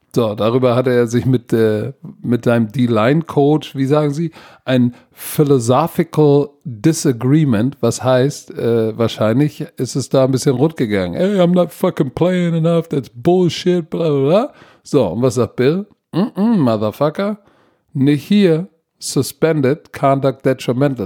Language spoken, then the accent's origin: German; Germany; als Deutscher